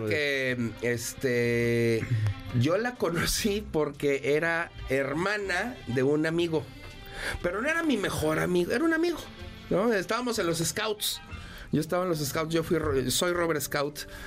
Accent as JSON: {"language": "Spanish", "town": "León", "region": "Guanajuato", "country": "Mexico", "tie": "born or raised there", "said": "Yo crecí en León, Guanajuato."}